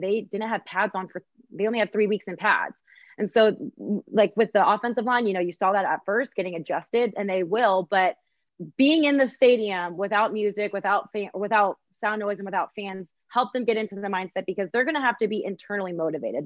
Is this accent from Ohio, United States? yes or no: yes; Columbus, Ohio, United States; I grew up in Columbus